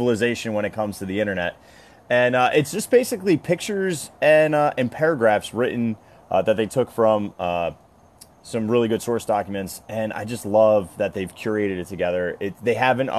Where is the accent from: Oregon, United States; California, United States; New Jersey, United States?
New Jersey, United States; my home state of New Jersey